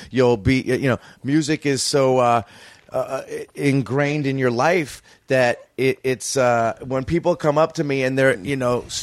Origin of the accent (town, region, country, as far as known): Florida, United States; born or raised there